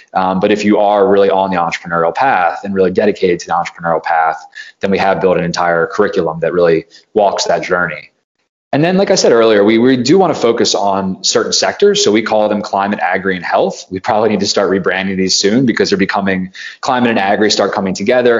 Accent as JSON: {"language": "English", "region": "East Coast of the United States", "country": "United States", "tie": "born or raised there", "also_born_or_lived": "Silicon Valley", "moved": "yes", "said": "I grew up on the East Coast of the United States"}